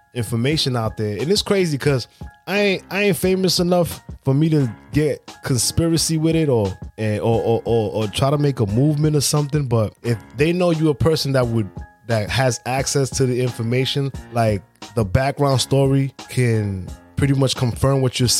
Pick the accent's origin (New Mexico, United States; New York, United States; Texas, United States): New York, United States; New York City; I'm from Brooklyn